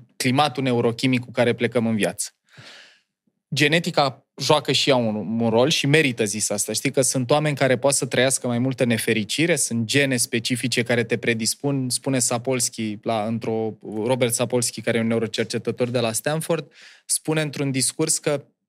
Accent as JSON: {"language": "Romanian", "town": "Ploiești", "region": "Prahova", "country": "Romania", "tie": "born or raised there", "moved": "yes", "said": "Eu am copilărit în Ploiești, în uh, cartierul Nord, pe strada Cameliei"}